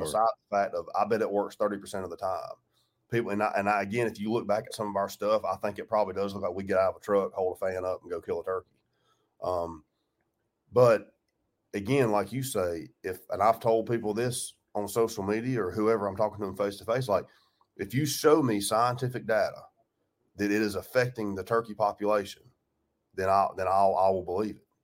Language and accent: English; Georgia, United States; I grew up in Georgia